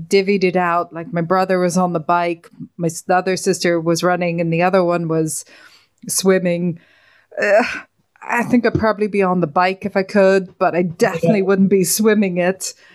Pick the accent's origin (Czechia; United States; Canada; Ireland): Ireland; being Irish